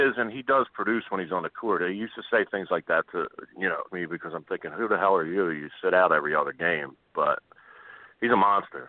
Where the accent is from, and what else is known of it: Philadelphia, Pennsylvania, United States